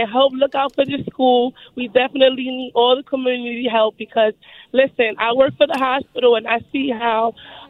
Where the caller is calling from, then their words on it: Connecticut, United States; And I'm driving from Connecticut, guys.